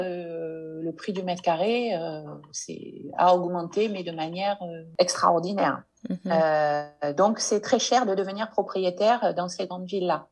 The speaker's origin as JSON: {"language": "French", "country": "France", "first_language": "French", "moved": "as an adult", "lives_now": "Morocco", "said": "une langue comme la langue française, même si c'est ma langue maternelle"}